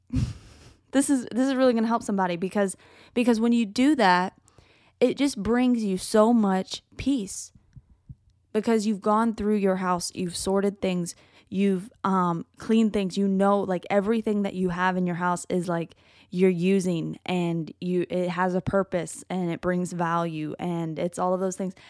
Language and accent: English; United States; I love being American